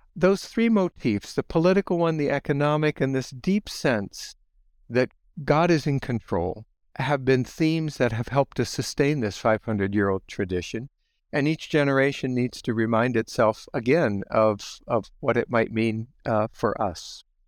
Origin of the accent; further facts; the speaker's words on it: Holmes County, Ohio, United States; moved away as an adult; now in Goshen, United States; I grew up in Holmes County, Ohio